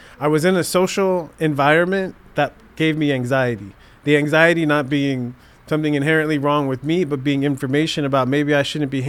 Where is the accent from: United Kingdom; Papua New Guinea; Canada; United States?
United States; Southern California; growing up in Southern California, being an African-American male